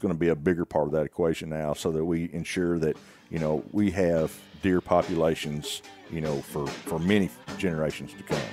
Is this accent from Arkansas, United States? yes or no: yes; Greenwood, Arkansas, United States; I'm from, uh, Sebastian County, uh, born and raised in Greenwood.